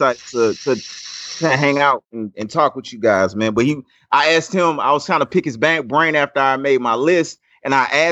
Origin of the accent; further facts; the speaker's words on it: South Louisiana, United States; I'm from South Louisiana